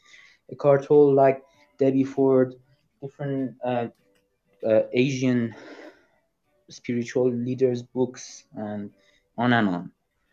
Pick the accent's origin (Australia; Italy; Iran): Iran; English is a second language; Yes, I'm Iranian.